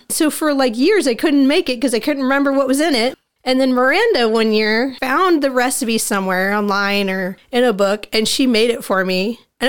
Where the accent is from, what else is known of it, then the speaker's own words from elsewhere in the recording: United States; So I grew up in the woods. My dad, you know, we grew up in Lake County pretty much my whole life and always done camping and up in the woods.